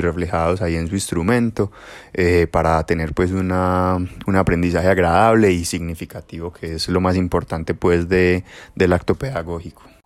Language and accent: Spanish; Girardota, Antioquia, Colombia; en la Casa de la Cultura del municipio de Girardota pues donde, de donde vivo y de donde soy